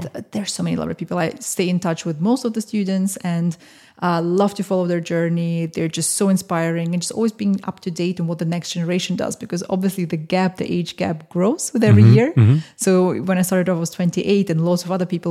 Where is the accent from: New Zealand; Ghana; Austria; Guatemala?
Austria; now in London, United Kingdom; growing up in Austria